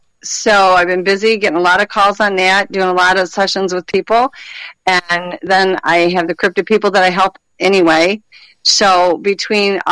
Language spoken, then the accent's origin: English; Michigan, United States; I'm, you know, born and raised in Michigan